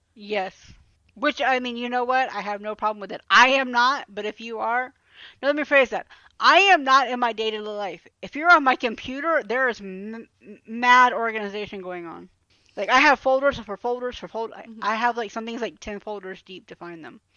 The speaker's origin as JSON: {"language": "English", "town": "Atlanta", "region": "Georgia", "country": "United States", "tie": "born or raised there", "said": "growing up in Atlanta. One thing we always had was a Waffle House"}